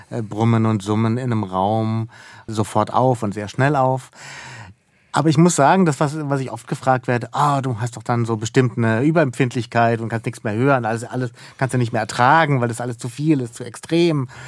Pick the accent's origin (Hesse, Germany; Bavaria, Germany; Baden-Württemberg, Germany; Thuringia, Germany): Baden-Württemberg, Germany; Baden-Baden; ich bin in Baden-Baden aufgewachsen und ich muss gestehen, je älter ich werde, umso mehr begreife ich, was so ein unerwünschter oder ungeplanter Genius Loki natürlich auch mit sich bringt.